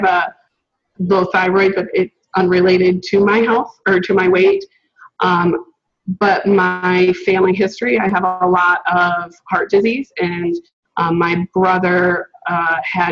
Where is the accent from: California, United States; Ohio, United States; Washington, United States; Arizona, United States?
Ohio, United States; moved away as an adult; now in Michigan, United States; I grew up in Ohio, which is why I'm an Ohio State fan